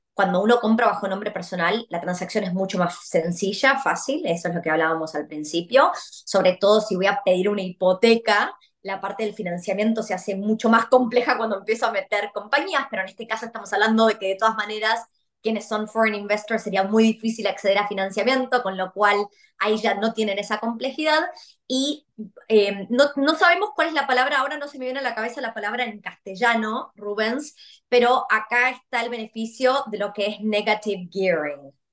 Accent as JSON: {"language": "Spanish", "country": "Argentina", "moved": "yes", "lives_now": "Australia", "said": "siendo argentina"}